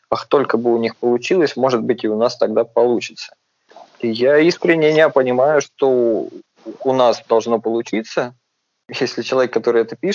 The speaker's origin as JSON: {"language": "Russian", "town": "Volgograd", "region": "Volgograd Oblast", "country": "Russia", "also_born_or_lived": "Moscow", "said": "если я сейчас парень из Волгограда, большую часть жизни проживший в Москве э, и где-то еще за границей"}